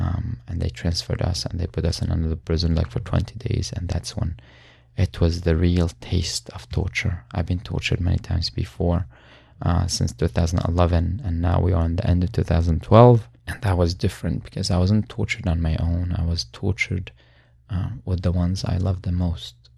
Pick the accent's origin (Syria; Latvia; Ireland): Syria; born or raised there; moved away